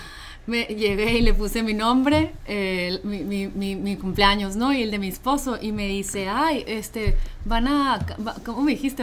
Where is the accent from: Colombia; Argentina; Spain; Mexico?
Mexico; aquí como mexicanos